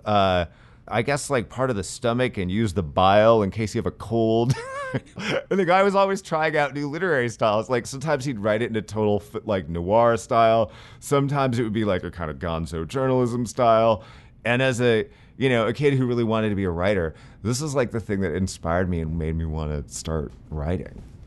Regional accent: San Francisco, California, United States; I'm a big skateboarder and I grew up skating in San Francisco

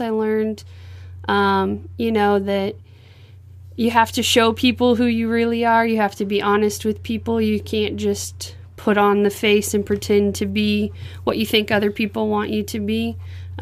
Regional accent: Unionville, Missouri, United States; moved away as an adult; also born or lived in Lancaster, Missouri; now in Rio de Janeiro, Brazil; I grew up in northern Missouri, up by the Iowa border, in Lancaster, Missouri for the first 9 years, then Unionville, Missouri for the next 7 years

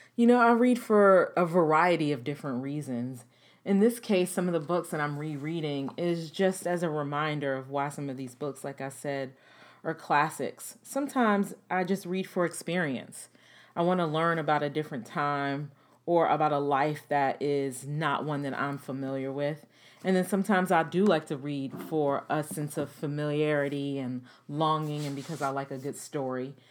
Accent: United States

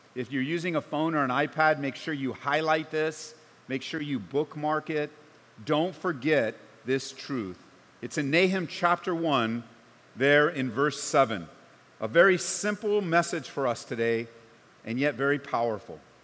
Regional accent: Southern California, United States; now in Colorado, United States; I grew up in Southern Cal

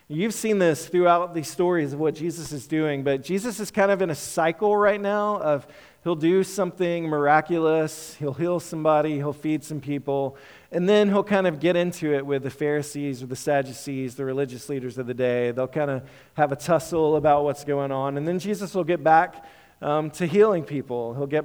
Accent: Mississippi, United States; moved away; I grew up in Mississippi in the deep south. Nobody's from Mississippi except for me here.

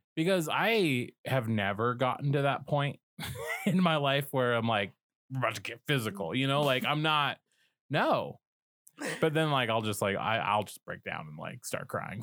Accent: Colorado, United States; Colorado, which is my home state

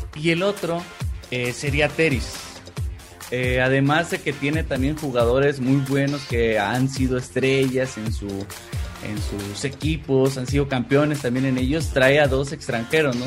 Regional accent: Coahuila, Mexico; now in Mexico City, Mexico; soy originario de Coahuila o sea viajé cambié mi residencia

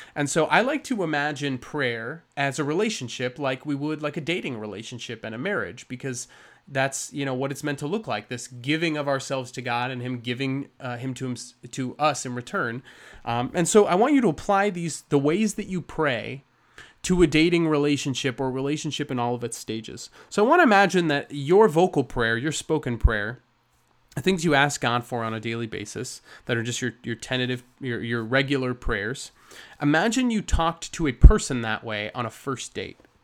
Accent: United States; we're very American

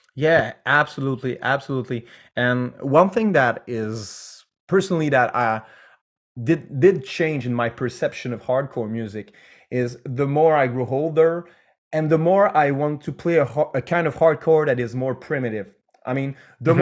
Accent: Canada; we're French Canadian

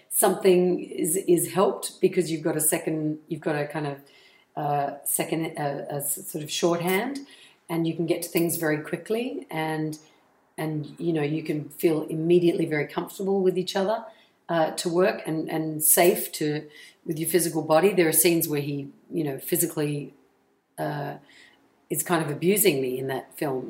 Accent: Australia; accent: Australian; moved away as an adult; my australian accent

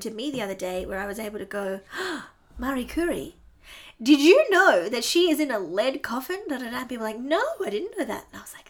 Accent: Queensland, Australia; we are from Queensland.

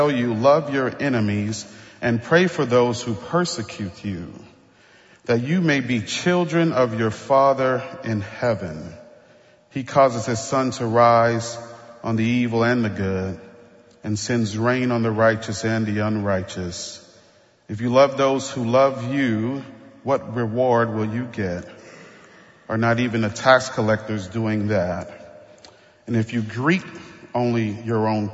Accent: New Orleans, Louisiana, United States; I grew up in the Ninth Ward

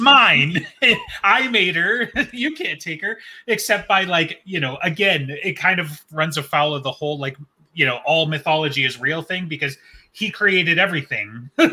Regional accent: United States; We're American nerds.

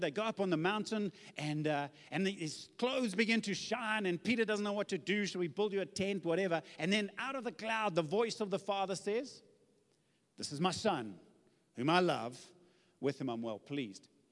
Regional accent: Zululand, KwaZulu-Natal, South Africa; I come from Zululand

